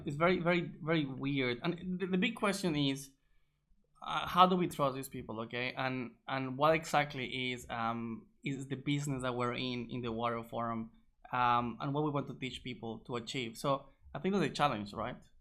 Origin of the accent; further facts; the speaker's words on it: Colombia; moved away; also born or lived in Egypt; I'm from Colombia originally.